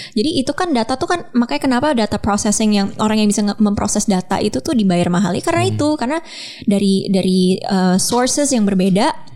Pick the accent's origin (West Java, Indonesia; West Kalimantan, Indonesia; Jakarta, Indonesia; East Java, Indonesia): Jakarta, Indonesia; gue orang Jakarta